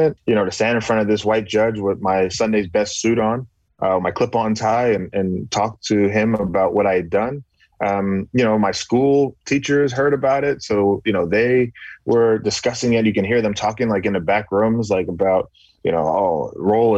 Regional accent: Bahamas; moved away; also born or lived in Galloway, New Jersey, United States; coming from the Bahamas again, growing up, you know, in that space where our barbers are Black, our prime minister is Black

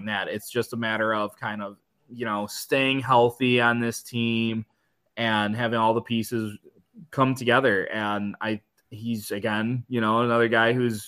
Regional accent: Michigan, United States; growing up in Michigan my whole life

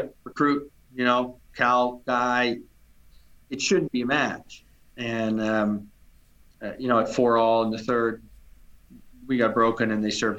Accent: Netherlands; now in United States; growing up in Holland

